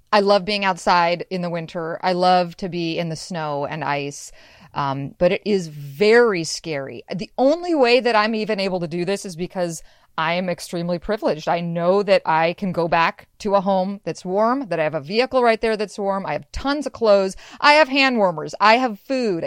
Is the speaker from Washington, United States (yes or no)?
yes; Washington, United States; also born or lived in Seattle, Washington; I'm from Western Washington, I grew up in snow